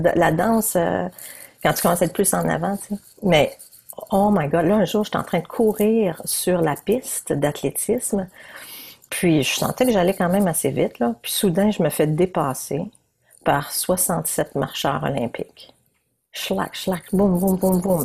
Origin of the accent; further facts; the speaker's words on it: New Brunswick, Canada; je viens du Nouveau-Brunswick.